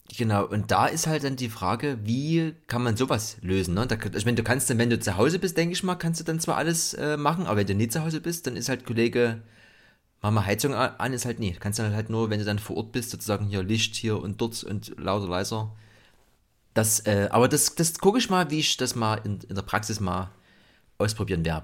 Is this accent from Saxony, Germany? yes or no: yes; Dresden, Saxony, Germany; ich bin ja äh, im, im Block aufgewachsen, im Betonblock in Gorbitz